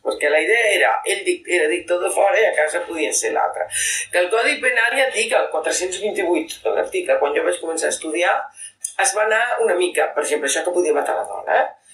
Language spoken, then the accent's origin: Catalan; Catalonia, Spain; com a català independentista